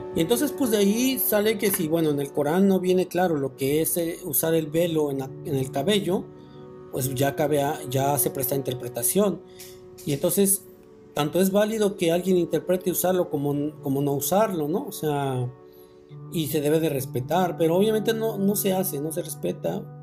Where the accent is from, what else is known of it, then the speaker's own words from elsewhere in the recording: Mexico; nosotros como mexicanos